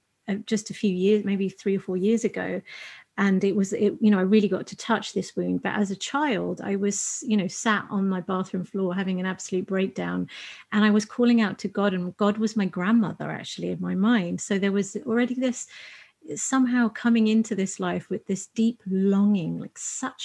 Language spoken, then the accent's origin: English; United Kingdom; being British Asian